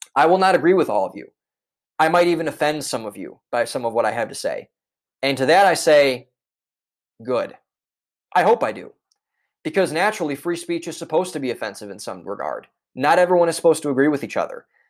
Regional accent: Cleveland, Ohio, United States; moved away as an adult; now in Boston, United States; I am originally from Cleveland, Ohio, a suburb outside of Cleveland, Ohio.

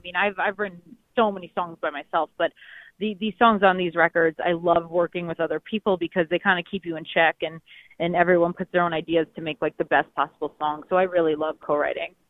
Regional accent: New York City, New York, United States; also born or lived in North Jersey; I'm actually from Manhattan. I'm from New York okay. City, born there

